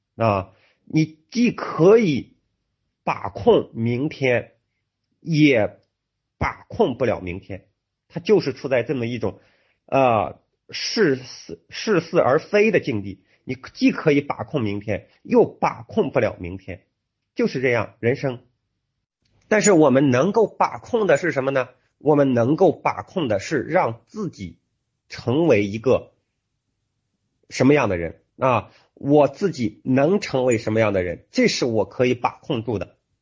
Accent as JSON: {"language": "Chinese", "country": "China", "said": "我们中国人"}